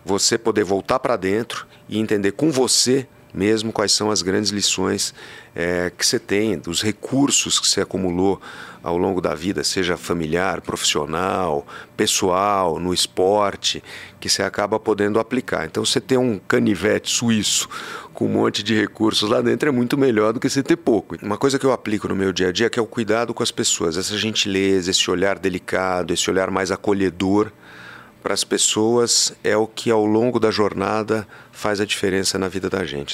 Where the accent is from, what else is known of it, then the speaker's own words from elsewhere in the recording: Pantanal of Mato Grosso, Brazil; moved away; quando era moleque, no Pantanal de Mato Grosso, onde eu morei